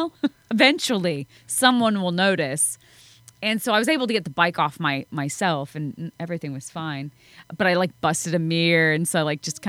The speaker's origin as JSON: {"language": "English", "town": "Bozeman", "region": "Montana", "country": "United States", "tie": "born or raised there", "said": "Bozeman's my hometown."}